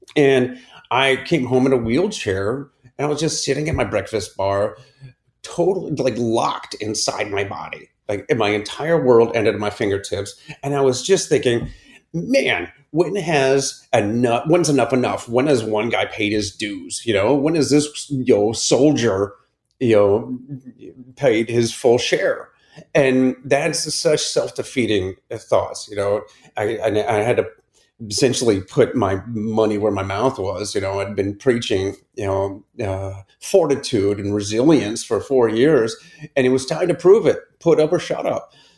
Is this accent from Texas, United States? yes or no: no; Akron, Ohio, United States; I grew up in Akron, Ohio, in the suburbs